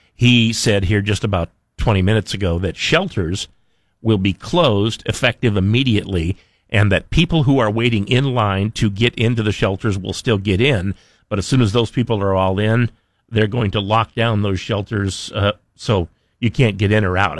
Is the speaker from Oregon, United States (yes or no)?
no; Twin Falls, Idaho, United States; I grew up in Twin Falls where the wind blows every day